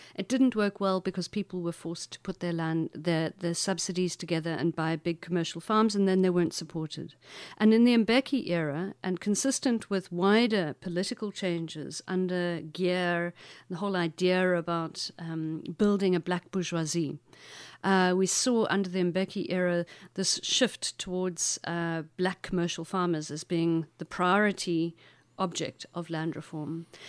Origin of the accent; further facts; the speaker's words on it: Makhanda, Eastern Cape, South Africa; the town that I'm from is called Makanda